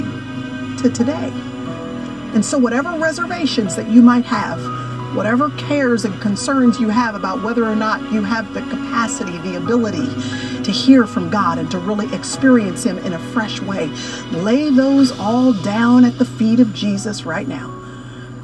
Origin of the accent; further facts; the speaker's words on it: Dallas, Texas, United States; I was born and raised in Dallas